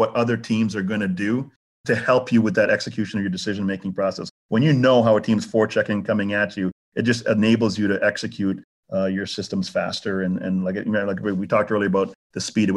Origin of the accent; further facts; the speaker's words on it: Canada; moved away; also born or lived in Jamaica / Florida; I was raised in Canada